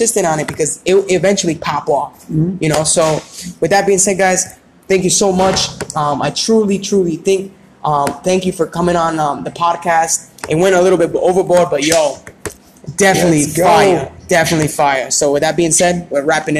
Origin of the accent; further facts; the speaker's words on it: Rhode Island, United States; we're from Rhode Island.